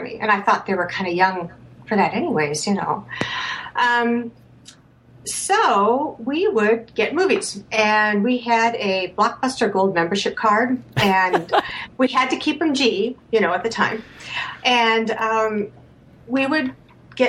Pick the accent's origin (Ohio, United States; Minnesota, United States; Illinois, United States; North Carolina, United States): Minnesota, United States; Hopkins; I grew up in Hopkins, Minnesota.